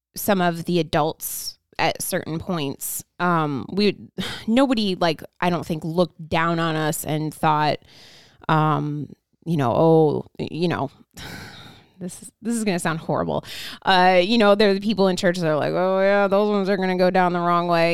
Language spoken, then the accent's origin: English; Indiana, United States; also born or lived in Ohio; moved over to Indiana from Ohio when I was one and started going to a church